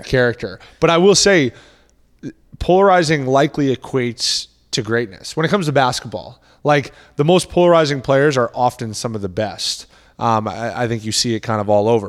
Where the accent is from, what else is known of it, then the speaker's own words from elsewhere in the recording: Boston, Massachusetts, United States; I grew up in the Boston area